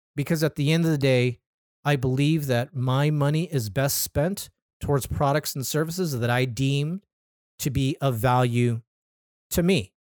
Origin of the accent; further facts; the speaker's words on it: Anaheim, California, United States; my hometown, City of Anaheim.